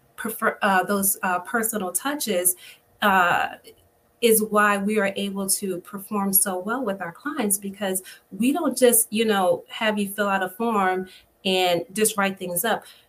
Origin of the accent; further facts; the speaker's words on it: Spotsylvania County, Virginia, United States; I grew up in Spotsylvania County on a on a farm